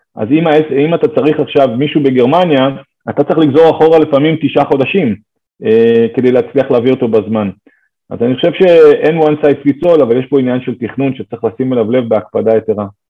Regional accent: Israel

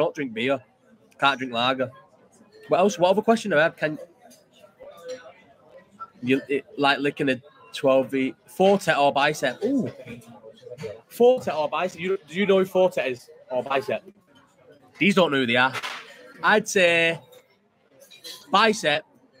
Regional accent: Scotland, United Kingdom; Yeah, damn right, I'm Scottish.

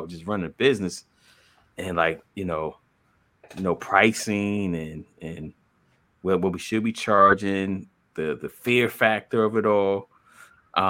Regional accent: New Jersey, United States; I'm from Jersey

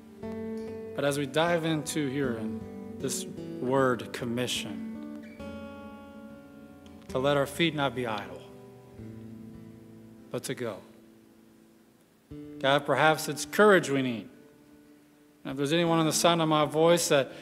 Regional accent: West Texas, United States; I grew up in West Texas, surrounded by farmlands, mainly cotton out there

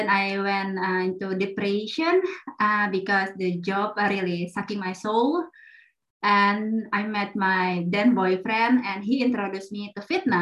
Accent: Jakarta, Indonesia; English is a second language; moved away as an adult; also born or lived in Netherlands; now in Germany; I'm born and raised in Jakarta, Indonesia

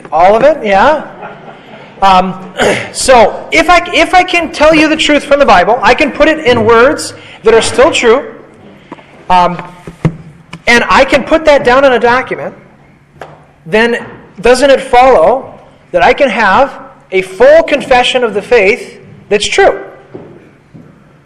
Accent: United States; I'm an American

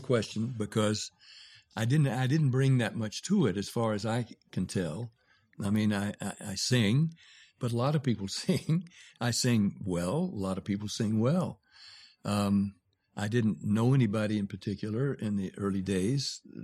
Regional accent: Nashville, Tennessee, United States; also born or lived in Jacksonville, Florida; I'm from Jacksonville, Florida. I was raised in Nashville

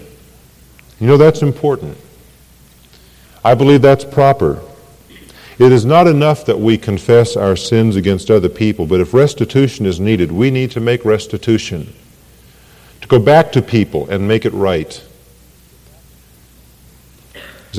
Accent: Ireland; I am Irish. I'm glad I'm Irish.

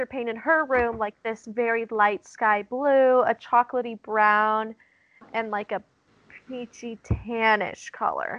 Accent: Black Hills of South Dakota, United States; moved away; I grew up in the Black Hills of South Dakota.

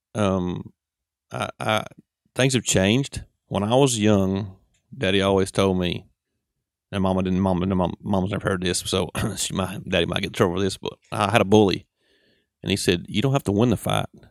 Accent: United States; accent: Southern; We're from Saint Charles Ethel down through there

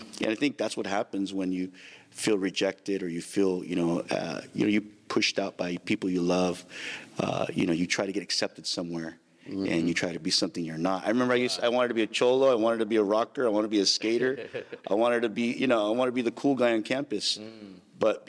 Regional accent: Santa Maria, California, United States; I grew up in Santa Maria, California. Mm. I was born and raised there

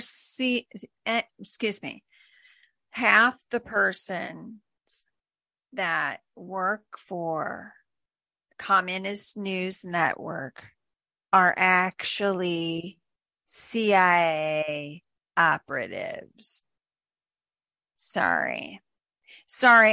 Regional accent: Florida, United States; I'm from Florida

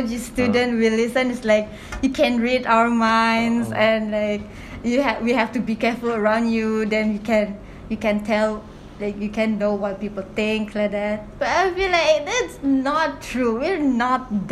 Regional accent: Sabah, Malaysia; moved away as an adult; now in Kuala Lumpur, Malaysia; I'm from Sabah. Selangor is really a new place for me

